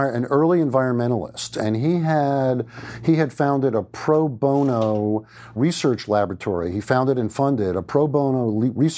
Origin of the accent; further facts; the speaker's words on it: Great Neck, New York, United States; Grew up outside of New York City in a little town that had been home to the likes of Groucho Marx and F. Scott Fitzgerald, called Great Neck, New York